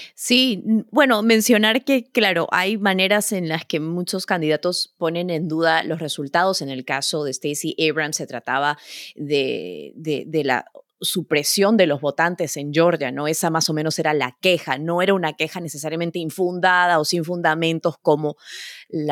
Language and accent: Spanish; Peru; moved away as an adult; now in New York, United States; como peruana que vivo en el extranjero hace, hace ya 20 años